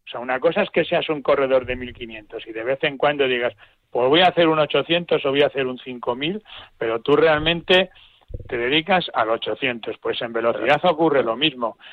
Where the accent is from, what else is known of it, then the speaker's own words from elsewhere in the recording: Spain; como ciudadano español y contribuyente y pagador de Hacienda